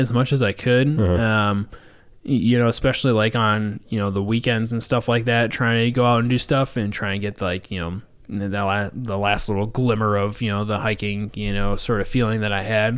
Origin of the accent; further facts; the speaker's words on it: Saginaw, Michigan, United States; moved away as an adult; now in Milwaukee, United States; my hometown just in Saginaw, just outside Saginaw